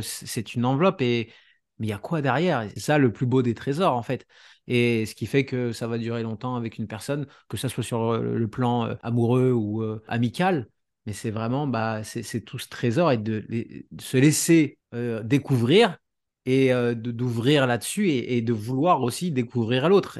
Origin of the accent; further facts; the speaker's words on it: France; now in Canada; je suis français de base, même si je suis parti a euh, 9 ans et demi au Canada.